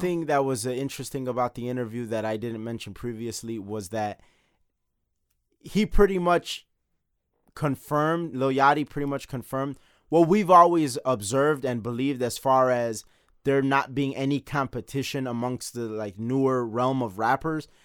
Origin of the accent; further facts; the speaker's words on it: Chicago, Illinois, United States; we are from Chicago